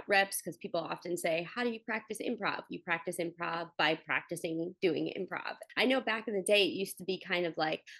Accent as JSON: {"language": "English", "region": "Connecticut", "country": "United States", "tie": "born or raised there", "said": "being from Connecticut"}